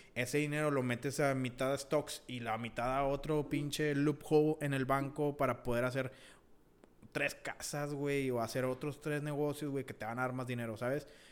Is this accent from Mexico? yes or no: yes; Mexico; also born or lived in United States (birthplace); now in United States; Sí, soy estadounidense, pues nacido aquí, ¿verdad? Pero mi, mi cultura, güey, mis pensamientos, todo viene, o sea, todo está igual que México